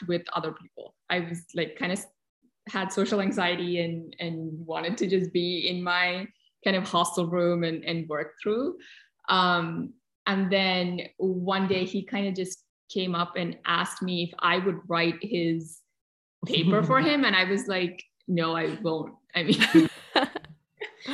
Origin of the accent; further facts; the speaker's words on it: Kochi, Kerala, India; moved away as an adult; also born or lived in New Delhi, India; I had just moved from the south of India where I was born in Kochi to New Delhi for college